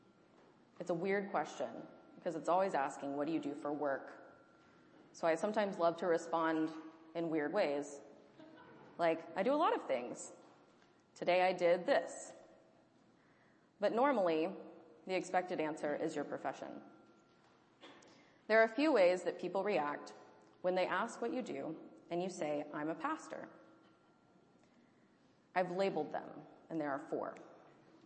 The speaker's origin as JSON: {"language": "English", "region": "Deep South", "country": "United States", "tie": "born or raised there", "moved": "yes", "said": "Growing up in the Deep South"}